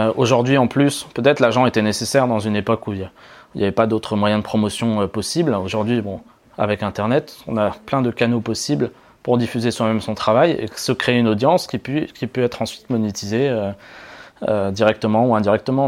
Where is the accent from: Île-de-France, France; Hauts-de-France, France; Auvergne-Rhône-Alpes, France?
Auvergne-Rhône-Alpes, France; also born or lived in Paris; dans ma région d'origine qui est Rhône-Alpes